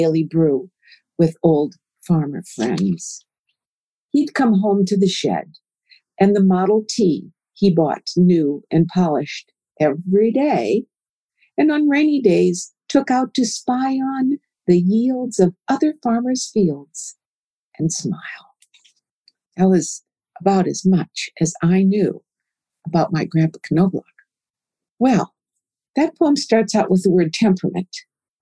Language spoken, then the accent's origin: English; Minnesota, United States; now in Oklahoma, United States; I grew up in Minnesota in a Scandinavian and German culture where grandparents were formal.